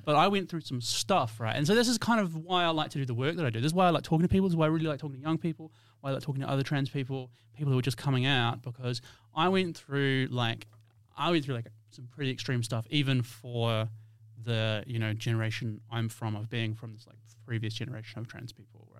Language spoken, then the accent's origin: English; New Zealand; moved away as an adult; now in Perth, Australia; I'm from New Zealand.